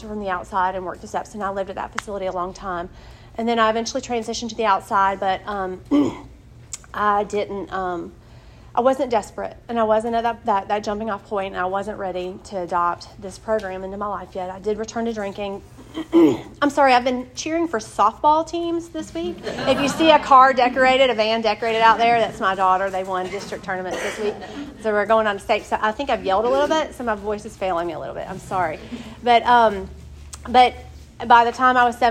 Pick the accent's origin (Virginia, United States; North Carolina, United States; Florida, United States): North Carolina, United States; Wilson; now in Durham, United States; I'm from Wilson, North Carolina. I'm from a great family